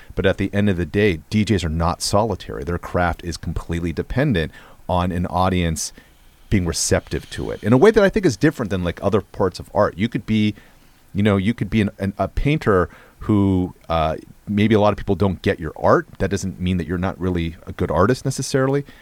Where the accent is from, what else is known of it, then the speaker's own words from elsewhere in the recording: West Coast, United States; I grew up in the West Coast